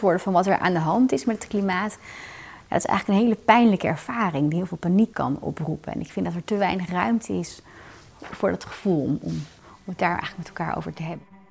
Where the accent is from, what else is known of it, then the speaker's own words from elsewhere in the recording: Netherlands; als Nederlanders